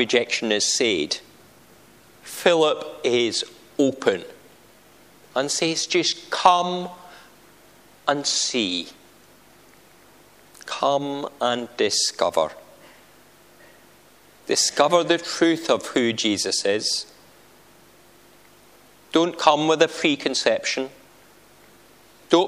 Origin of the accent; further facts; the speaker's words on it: Scotland, United Kingdom; I'm Scottish, and I'm going to Boys Brigade.